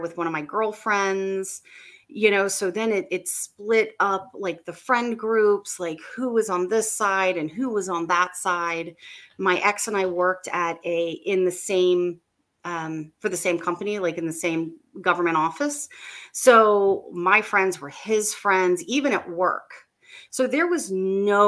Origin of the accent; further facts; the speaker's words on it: Maryland, United States; I'm from Maryland. I'm right outside of DC, and I live here